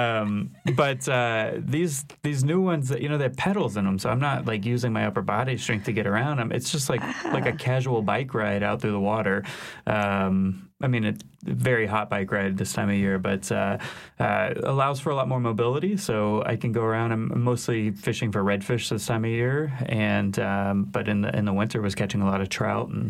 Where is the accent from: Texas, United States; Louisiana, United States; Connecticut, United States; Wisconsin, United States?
Louisiana, United States; Shreveport; also born or lived in New York; now in New Orleans, United States; I am from Northwest Louisiana, but a long, long time ago, grew up on Caddo Lake and in Shreveport